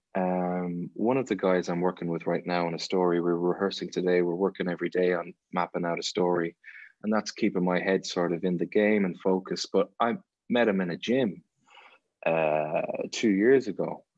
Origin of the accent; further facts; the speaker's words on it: Ireland; there's something about being Irish